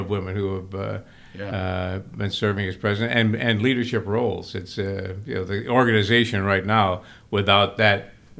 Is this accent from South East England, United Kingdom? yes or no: yes; Brighton, South East England, United Kingdom; I go back to our home I grew up in Brighton